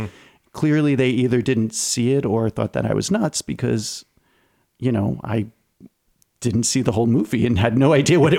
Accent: Long Island, New York, United States; born or raised there

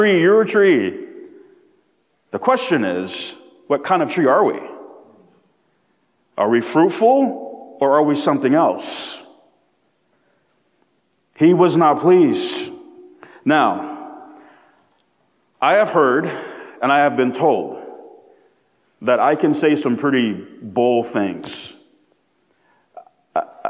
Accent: United States; I am proud to be born, to have been born, in my humble opinion, the greatest country on planet Earth

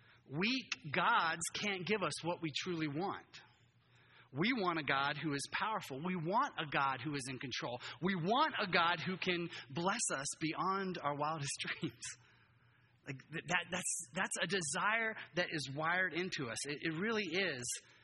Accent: Japan; moved away as an adult; now in United States; I grew up in Japan. My whole life, I came back to the U.S. I was like, I've never experienced this before. It's completely different. And, you know, as a third culture kid growing up there, only white kid in my school

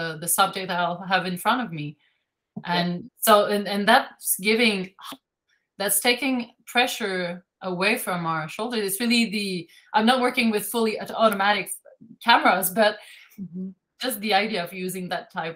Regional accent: Canada; English is a second language; I'm French Canadian

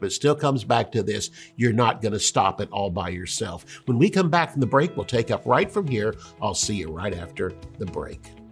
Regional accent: United States; I'm an American

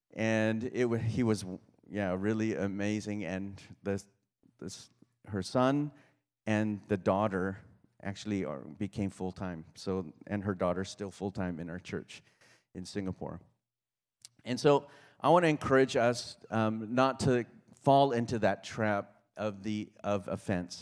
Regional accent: Kauai, Hawaii, United States; moved away; I grew up on Kauai

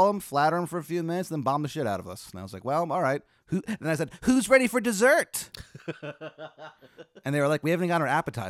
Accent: El Salvador; I'm from El Salvador.

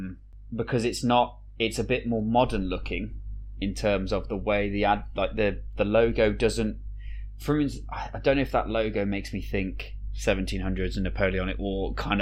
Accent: United Kingdom; we're both from the UK

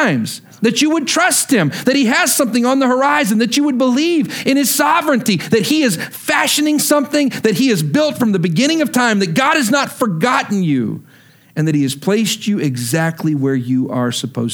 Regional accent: Lubbock, Texas, United States; moved away as an adult; also born or lived in Stillwater, Oklahoma / Wichita Falls, Texas; Lubbock was my hometown. It's where I grew up

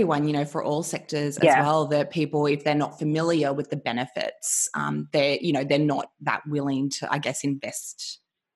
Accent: Australia; growing up in Australia

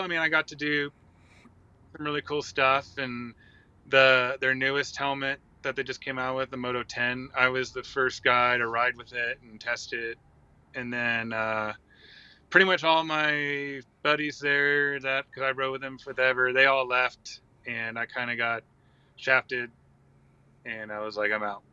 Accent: Santa Cruz, California, United States; I grew up in like Santa Cruz, between Santa Cruz, California, and Monterey

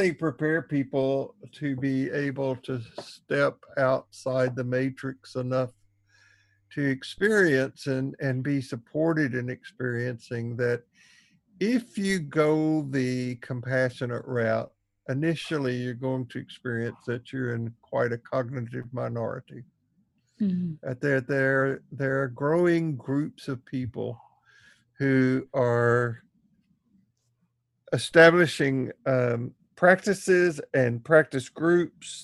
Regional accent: Tennessee, United States; growing up in the Jim Crow South in Tennessee

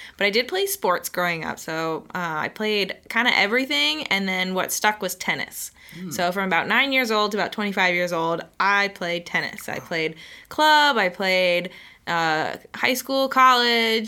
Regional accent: St. Petersburg, Florida, United States; also born or lived in Miami; I grew up in St. Pete

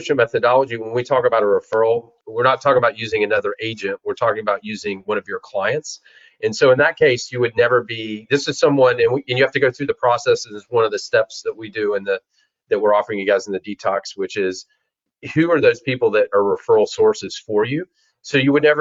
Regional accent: Charlotte, North Carolina, United States; I grew up in Charlotte, North Carolina.

